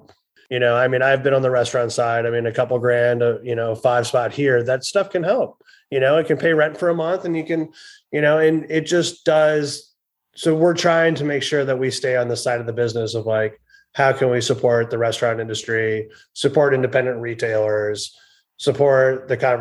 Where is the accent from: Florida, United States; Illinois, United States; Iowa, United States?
Iowa, United States; I grew up in Iowa